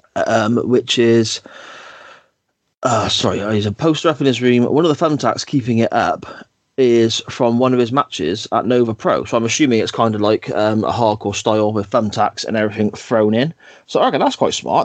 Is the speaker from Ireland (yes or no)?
no; Gloucester, South West England, United Kingdom; accent: Gloucester; my Gloucester accent